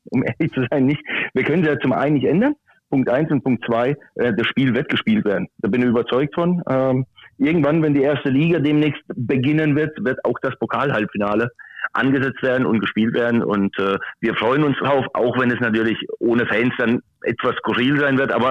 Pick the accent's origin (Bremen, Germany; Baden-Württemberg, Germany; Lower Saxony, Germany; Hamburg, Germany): Baden-Württemberg, Germany; Muggensturm; Heute aktuell in Muggensturm, in meiner Heimat. Das ist in der Nähe von Karlsruhe.